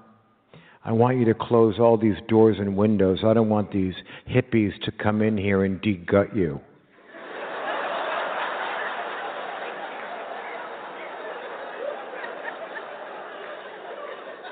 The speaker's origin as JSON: {"language": "English", "town": "Los Angeles", "region": "California", "country": "United States", "tie": "born or raised there", "said": "when you were a kid like me in 1970, growing up in Los Angeles"}